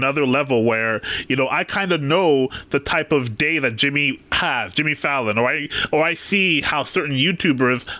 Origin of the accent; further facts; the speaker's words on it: Canada; I'm from Canada